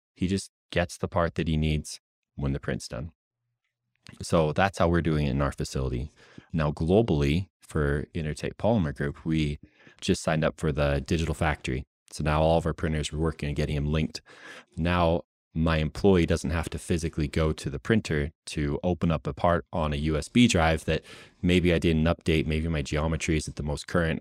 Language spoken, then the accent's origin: English; United States; moved away as an adult; also born or lived in West Coast; now in Utah, United States; before I moved out to Utah, I was out where I grew up in Washington, in Oregon